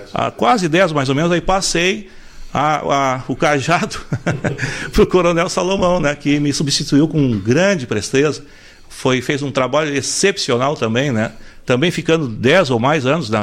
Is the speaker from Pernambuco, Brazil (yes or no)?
no; Porto Alegre, Rio Grande do Sul, Brazil; also born or lived in Santo Antônio da Patrulha; Nasci, nascido em Porto Alegre, né? Minha, minha origem de nascimento é Porto Alegre